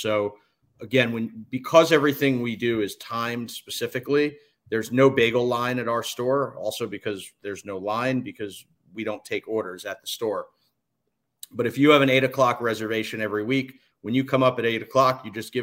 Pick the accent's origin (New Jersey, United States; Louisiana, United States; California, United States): New Jersey, United States; Livingston; I grew up in Livingston, New Jersey